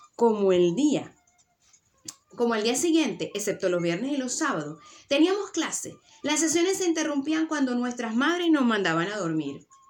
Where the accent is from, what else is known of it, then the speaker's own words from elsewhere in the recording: Venezuela; now in Tenerife, Spain; yo vivo en Tenerife y mi sangre es de estas Islas Canarias, yo soy venezolana